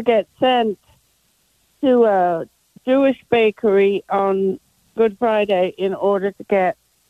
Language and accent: English; England, United Kingdom; now in Cleveland, United States; I'm a 76-year-old Brit, and I was raised in England where we had all the stores closed on Sunday and on special holidays like Easter